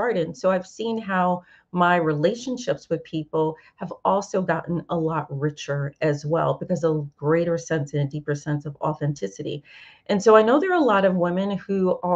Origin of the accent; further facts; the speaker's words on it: New York City, New York, United States; moved away; my hometown of New York